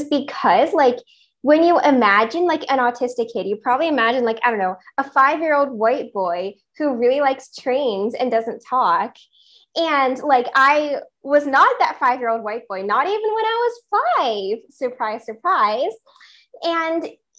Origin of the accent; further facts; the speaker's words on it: United States; I'm from the US